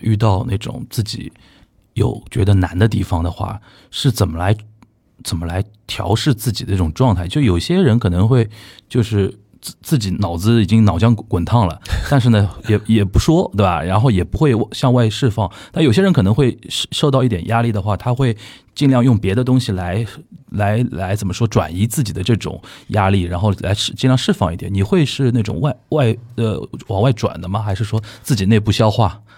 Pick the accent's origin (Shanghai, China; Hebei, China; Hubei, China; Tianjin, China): Shanghai, China; 方琼老师是我们上海这边大概我，我小时候是听他唱民歌的